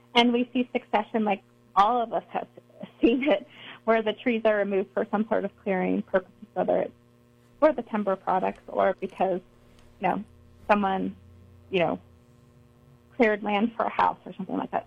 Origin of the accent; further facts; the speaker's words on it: Eastern United States, United States; also born or lived in Missouri / Boulder; I grew up in the Eastern U.S.